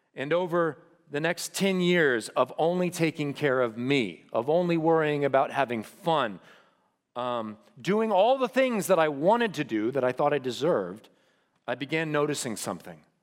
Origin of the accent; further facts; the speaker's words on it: The Woodlands, Texas, United States; I could not wait to get out of here, to get away from school, to even get away from the woodlands